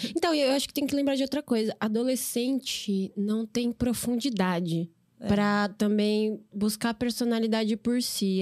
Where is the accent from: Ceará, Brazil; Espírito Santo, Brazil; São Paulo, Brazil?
São Paulo, Brazil; E eu nasci e cresci em São Paulo, no bairro da Aclimação